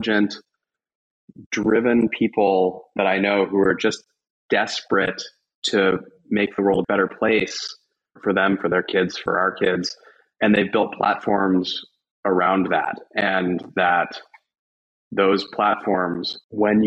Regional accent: Louisville, Kentucky, United States; moved away as an adult; also born or lived in Syracuse, New York / Los Angeles, California; I'm actually from Louisville, Kentucky, which is where I now live as well

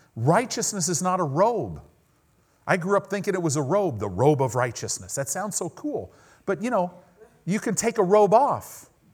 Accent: United States; we're American Christians

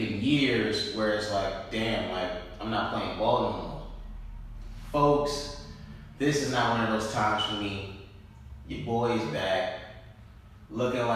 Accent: New York, United States; we're from New York

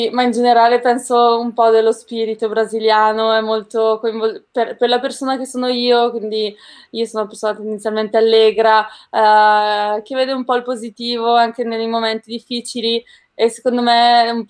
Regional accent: Palazzolo sull'Oglio, Lombardy, Italy; born there; Io sono nata nel nord Italia, in provincia di Brescia, eh, in una cittadina piccola che è tra Brescia e Bergamo, che si chiama Palazzolo sull'Oglio.

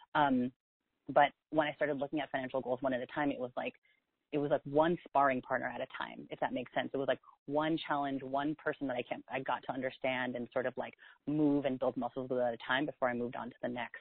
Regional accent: South San Francisco, California, United States; also born or lived in New York; now in San Francisco, United States; I grew up in the Bay Area in South San Francisco

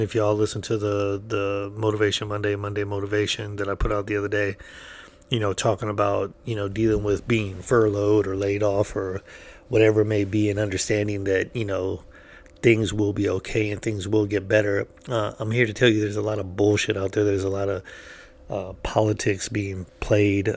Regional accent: United States; I'm an American

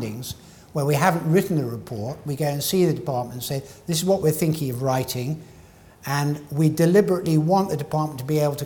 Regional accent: Scotland, United Kingdom

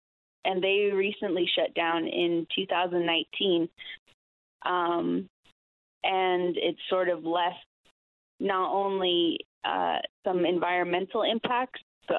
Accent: Arizona, United States; also born or lived in Black Mesa, Navajo Nation; I'm actually from Arizona, in the state, and I'm over here in Newfoundland

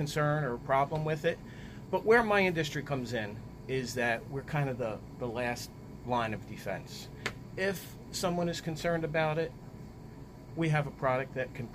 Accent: United States; I grew up over near Independence Mall

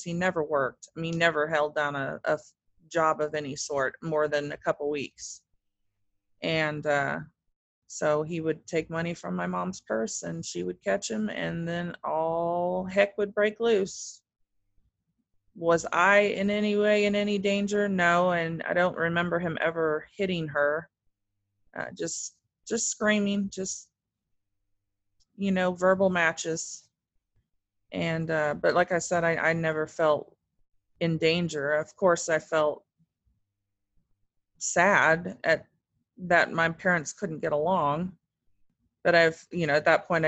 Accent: Wichita, Kansas, United States; also born or lived in Germany; In Wichita, Kansas, which is where I still live today

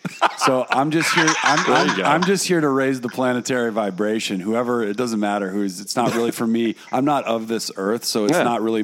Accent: United States; also born or lived in New York / California / New Orleans, Louisiana; I grew up in New York and I grew up in California

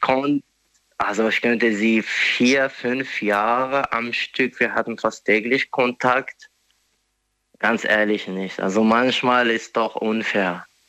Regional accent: Morocco; German is a second language; moved away as an adult; now in Germany; ich bin ursprünglich aus Marokko. Mhm. Ich bin nur seit circa drei Jahren hier in Deutschland

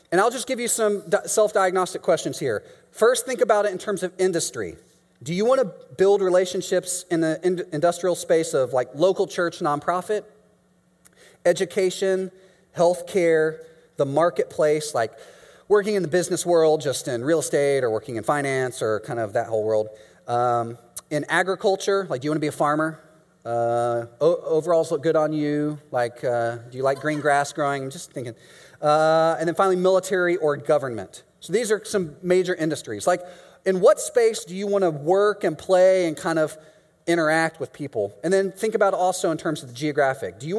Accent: Mexico; moved away as an adult; now in Chicago, United States; yes, I'm from Mexico.

